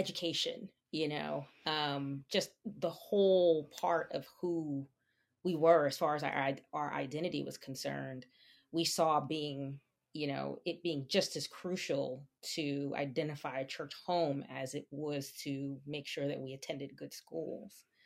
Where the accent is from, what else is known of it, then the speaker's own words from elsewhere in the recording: New Jersey, United States; moved away as an adult; also born or lived in New York; now in Pennsylvania, United States; was raised in New Jersey, and, um, and so I feel like my roots are there